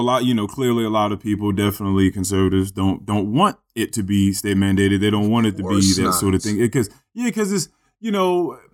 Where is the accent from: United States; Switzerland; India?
United States; Like, I'm an American. I have my fucking rights.